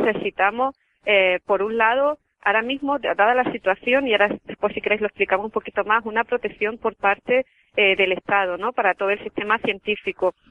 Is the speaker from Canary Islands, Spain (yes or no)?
no; Andalusia, Spain; soy mujer y además soy andaluza